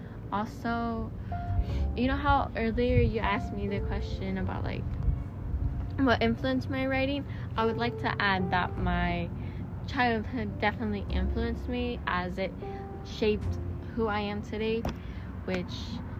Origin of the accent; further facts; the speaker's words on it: Washington, District of Columbia, United States; born there; I was born in Washington, D.C. I attended an all-white school, and I also attended an all-Black school.